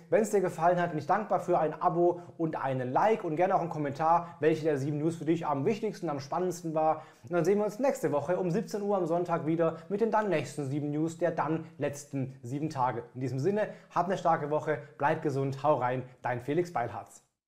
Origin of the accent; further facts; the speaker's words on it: Germany; bei uns in Deutschland